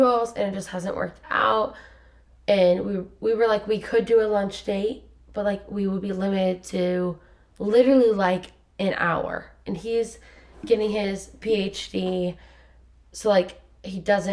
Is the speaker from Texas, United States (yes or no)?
no; Lima, Ohio, United States; moved away as an adult; now in Columbus, United States; I went to my hometown, Lima